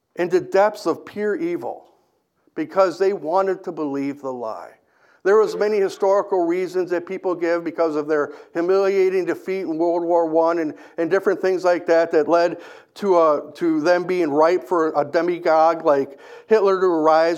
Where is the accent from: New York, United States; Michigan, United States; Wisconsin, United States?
Wisconsin, United States; Kenosha; I grew up in Kenosha